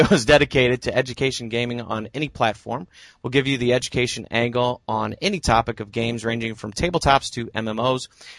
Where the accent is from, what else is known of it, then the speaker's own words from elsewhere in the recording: Normal, Illinois, United States; I'm your host, and I'm a sixth grade social studies teacher and language arts teacher from Normal, Illinois. We are both from Illinois.